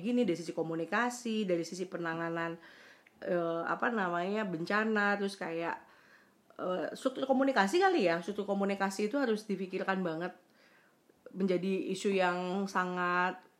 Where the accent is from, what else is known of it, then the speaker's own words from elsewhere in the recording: West Java, Indonesia; also born or lived in Surabaya; gue kan orang Sunda